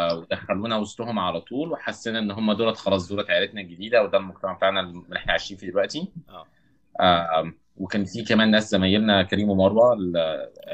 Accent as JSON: {"language": "Arabic", "town": "Cairo", "region": "Cairo Governorate", "country": "Egypt", "tie": "born or raised there", "also_born_or_lived": "Saudi Arabia", "moved": "as an adult", "said": "اغلب جزء كبير من حياتي في مصر قضيته في المعادي"}